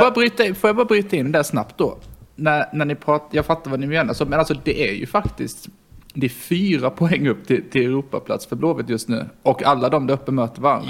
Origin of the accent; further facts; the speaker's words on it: Karlshamn, Blekinge, Sweden; moved away; från Karlshamn.